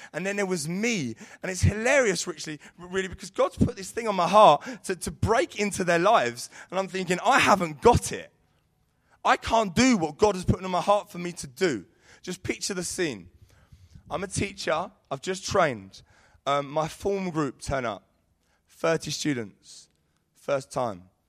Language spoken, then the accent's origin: English; Sidcup, London, United Kingdom; moved away as an adult; Sid Cup. That's where I grew up.